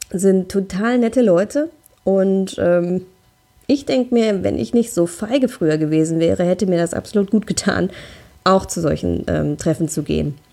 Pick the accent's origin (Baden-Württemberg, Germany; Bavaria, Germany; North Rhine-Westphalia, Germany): North Rhine-Westphalia, Germany; Also ich komme hier aus dem Ruhrgebiet, wir haben hier in Essen Frauenpartys